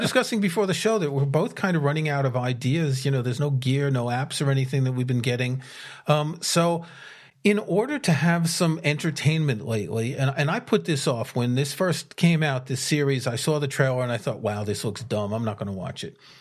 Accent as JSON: {"language": "English", "country": "United States", "moved": "yes", "lives_now": "United Kingdom", "said": "being an American in the U K"}